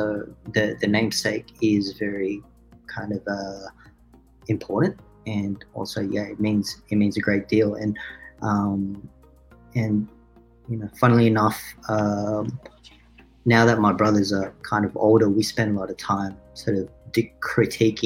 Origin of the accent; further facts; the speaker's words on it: Australia; also born or lived in Philippines; we had growing up in Australia